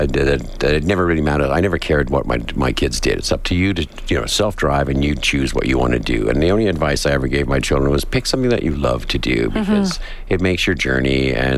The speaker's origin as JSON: {"language": "English", "town": "Edmonton", "region": "Alberta", "country": "Canada", "tie": "born or raised there", "also_born_or_lived": "Vancouver", "moved": "as an adult", "said": "I grew up in Edmonton and moved out to Vancouver in the early 80s"}